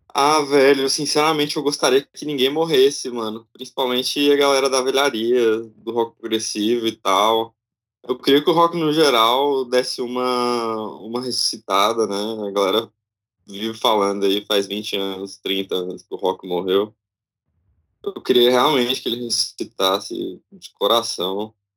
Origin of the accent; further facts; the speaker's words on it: Tocantins, Brazil; eu sou do Tocantins